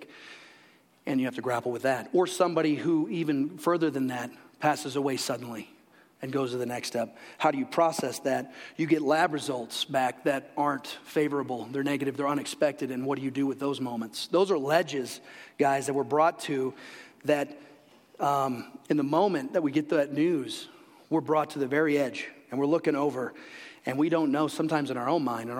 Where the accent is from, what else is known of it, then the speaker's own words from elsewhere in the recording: Illinois, United States; moved away as an adult; also born or lived in DeKalb, Illinois; now in Colorado, United States; where I grew up in the Quad Cities. I grew up on the Mississippi River